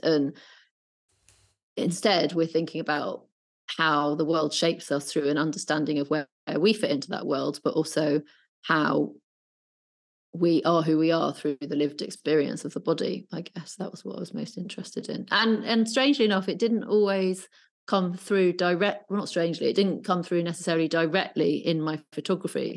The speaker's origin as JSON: {"language": "English", "town": "Brighton", "region": "South East England", "country": "United Kingdom", "tie": "born or raised there", "moved": "yes", "lives_now": "London, United Kingdom", "said": "I was brought up in Brighton"}